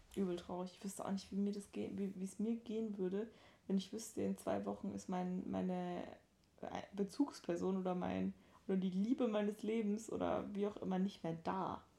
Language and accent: German; Sylt / Danish border area, Schleswig-Holstein, Germany; moved away; Ich war in der Heimat mit, äh, mit den Mädels und ähm, habe da so ein bisschen Sylt-Dänemark-Krams äh, gemacht.